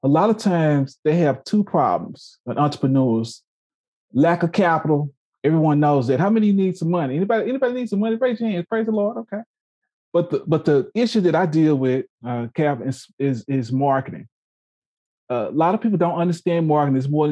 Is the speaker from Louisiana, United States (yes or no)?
yes; Louisiana, United States; now in Oklahoma, United States; I'm from Louisiana, roots Southern University